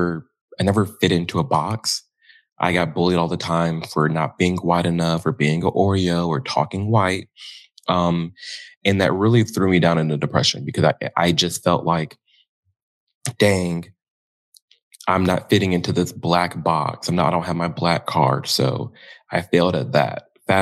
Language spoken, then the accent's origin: English; Illinois, United States; Outside of Chicago, in the suburbs.